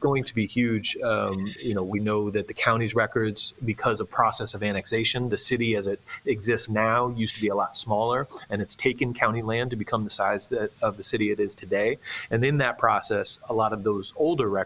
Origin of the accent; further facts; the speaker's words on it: Charlottesville, Virginia, United States; my hometown of Charlottesville, Virginia